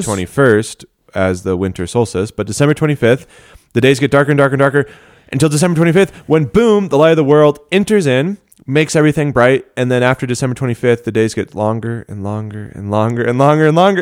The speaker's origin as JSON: {"language": "English", "town": "Denver", "region": "Colorado", "country": "United States", "said": "I hail from Denver, Colorado"}